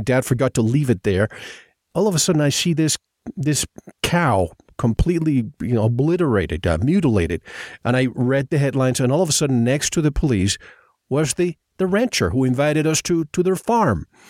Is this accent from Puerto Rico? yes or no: yes; Puerto Rico; I grew up in Puerto Rico